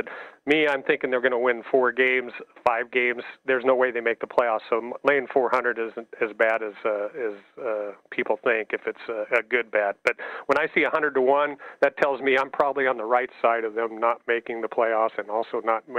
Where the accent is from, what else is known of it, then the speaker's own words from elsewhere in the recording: Nebraska, United States; now in Las Vegas, United States; I went to Nebraska. I'm from Nebraska.